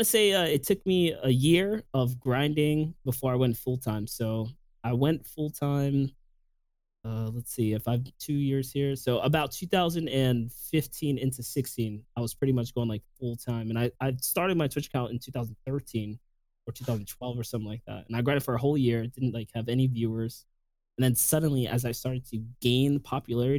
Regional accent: New York City, New York, United States; moved away as an adult; now in Florida, United States; I'm from New York City. I born and raised in the Bronx

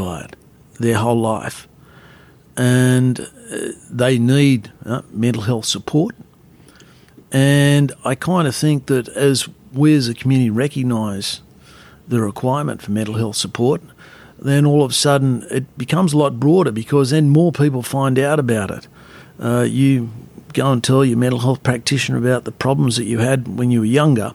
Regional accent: Wollongong, New South Wales, Australia; moved away as an adult; now in Sydney, Australia; as a kid down in Wollongong

